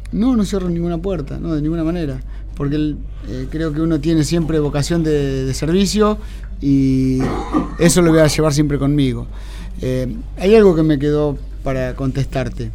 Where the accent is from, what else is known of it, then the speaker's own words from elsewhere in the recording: Carlos Casares, Buenos Aires Province, Argentina; now in Mar del Plata, Argentina; mi pueblo, en Carlos Casares